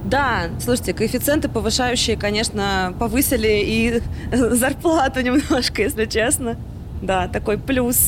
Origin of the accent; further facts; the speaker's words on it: Samara, Samara Oblast, Russia; moved away as an adult; now in Moscow, Russia; я из Самары, и тут 13 э, лет